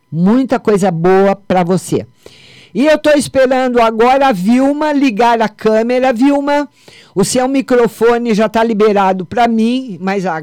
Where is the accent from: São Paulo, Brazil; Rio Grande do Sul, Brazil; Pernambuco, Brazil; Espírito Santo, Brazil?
São Paulo, Brazil; Votuporanga; eu, eu sou de Votoporanga, lembra?